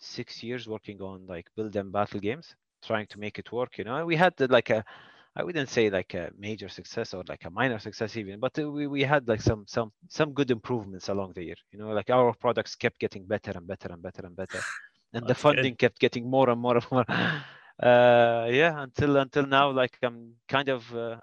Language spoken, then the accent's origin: English; Kuwait; I'm from Kuwait